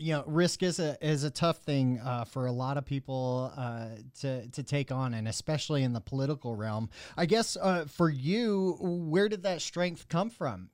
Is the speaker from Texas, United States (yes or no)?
yes; Mesquite, Texas, United States; also born or lived in Houston, Texas; I grew up in Mesquite